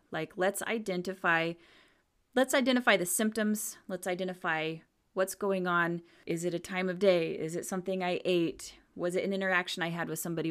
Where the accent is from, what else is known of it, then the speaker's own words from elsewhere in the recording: Washington, United States; I grew up in Washington State on the dark side, on the, the cloudy side